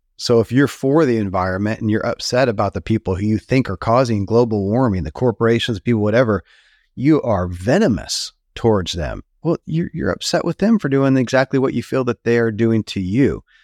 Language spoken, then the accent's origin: English; Kentucky, United States; born or raised there